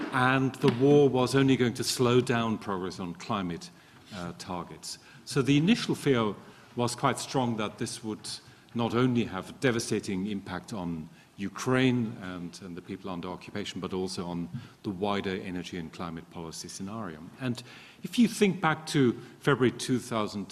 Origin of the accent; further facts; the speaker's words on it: Germany; moved away; I'm originally from Germany